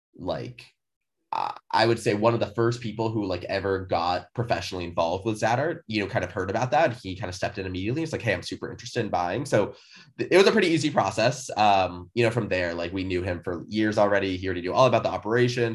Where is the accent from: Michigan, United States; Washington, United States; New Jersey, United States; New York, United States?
Washington, United States; Seattle; also born or lived in California; born and raised in Seattle